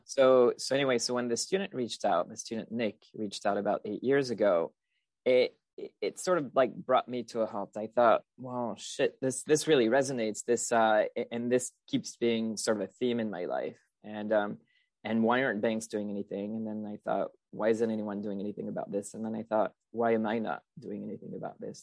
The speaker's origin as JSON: {"language": "English", "country": "France", "tie": "born or raised there", "second_language": "English", "moved": "as an adult", "said": "I'm originally from France. I spent most of my childhood, uh, there through high school."}